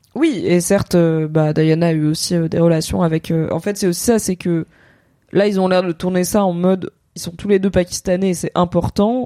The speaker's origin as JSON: {"language": "French", "area": "Drôme", "region": "Auvergne-Rhône-Alpes", "country": "France", "tie": "born or raised there", "moved": "yes", "lives_now": "Paris, France", "said": "quand j'étais gamine dans la Drôme, on faisait le carnaval du genre à l'école primaire"}